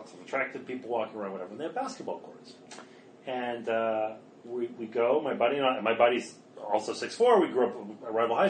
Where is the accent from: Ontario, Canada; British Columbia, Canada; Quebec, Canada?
Quebec, Canada; Montreal; And I grew up in Montreal.